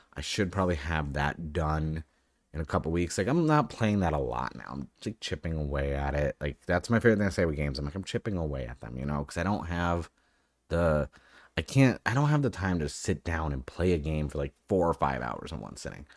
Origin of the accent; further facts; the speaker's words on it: New England, United States; now in Southern California, United States; I live in Southern California. I'm from New England